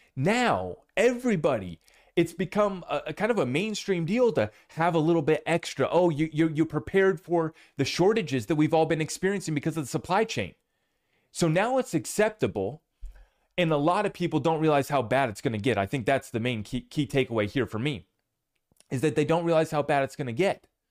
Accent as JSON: {"language": "English", "country": "United States", "said": "as an American"}